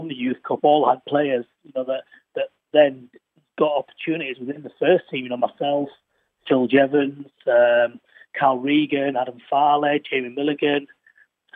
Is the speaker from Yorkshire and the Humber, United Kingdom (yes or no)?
yes; Huddersfield, Yorkshire and the Humber, United Kingdom; staying in Yorkshire and playing for my hometown club